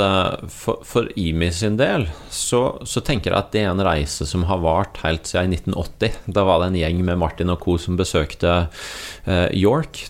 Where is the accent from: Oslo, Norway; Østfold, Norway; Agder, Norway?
Agder, Norway; jeg kommer fra Agder